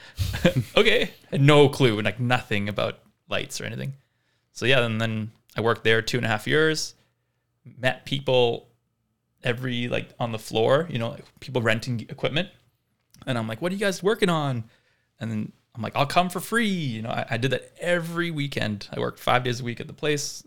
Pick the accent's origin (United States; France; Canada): Canada; Vancouver, British Columbia; also born or lived in South Africa; from South Africa, but my family moved to Vancouver when I was eight, hence no accent